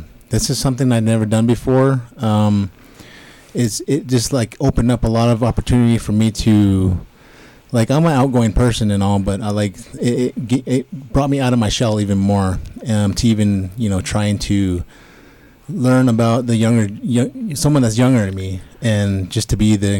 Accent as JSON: {"language": "English", "town": "Gallup", "region": "New Mexico", "country": "United States", "said": "I'm from Gallup, New Mexico"}